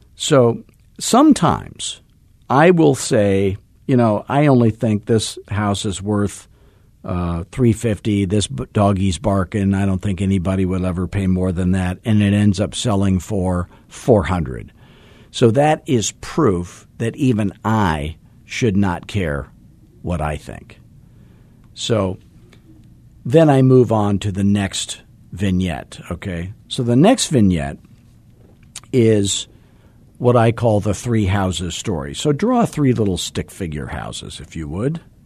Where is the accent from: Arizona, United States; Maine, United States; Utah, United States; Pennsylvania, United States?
Arizona, United States; 'cause I'm from Arizona.